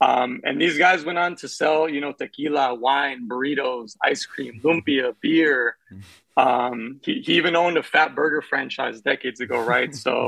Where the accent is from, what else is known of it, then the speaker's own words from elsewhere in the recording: Bay Area, California, United States; moved away as an adult; I grew up in the Bay Area, you know, listening to Bay Area rap in the 90s, and my parents are Mexican immigrants